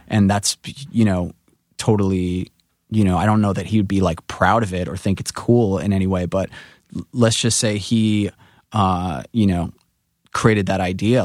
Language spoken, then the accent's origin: English; New York City, New York, United States; coming from Rockaway